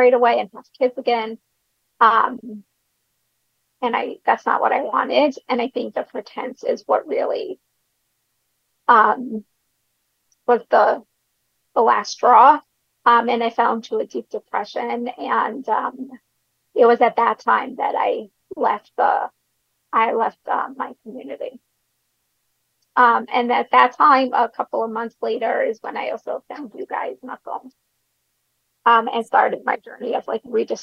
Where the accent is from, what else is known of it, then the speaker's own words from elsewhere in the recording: Brooklyn, New York, United States; I grew up in a Hasidic community in Brooklyn